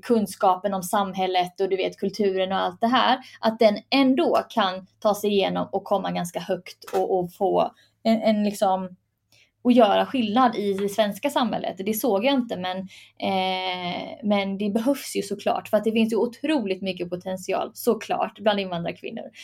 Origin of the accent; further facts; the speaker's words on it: Sweden; jag är född i Sverige